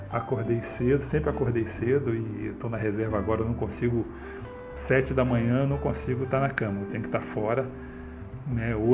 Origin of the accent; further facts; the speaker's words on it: Rio de Janeiro, Brazil; Como eu falei, eu sou do Rio de Janeiro mas a minha, a minha infância foi muito, muito pobre, né?